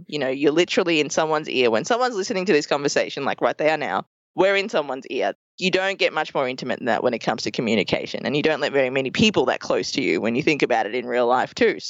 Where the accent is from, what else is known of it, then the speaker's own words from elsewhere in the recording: Melbourne, Victoria, Australia; accent: Australian; moved away as an adult; also born or lived in Colombo, Sri Lanka; now in New York City, United States; we moved to Australia when I was 2 years old, and I grew up for 30 years there. And in that time, we grew up in a few towns across Melbourne.